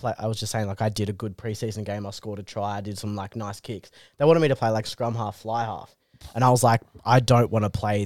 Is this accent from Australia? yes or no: yes; Canberra, Australian Capital Territory, Australia; born in Canberra, ACT boy